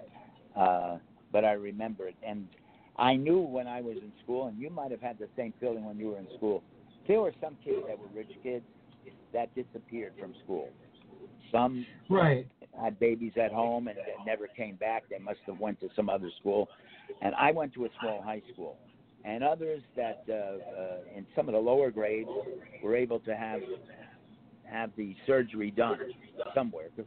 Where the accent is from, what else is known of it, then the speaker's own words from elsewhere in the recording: Bergen County, New Jersey, United States; I grew up in Bergen County, not far from where Hercules is now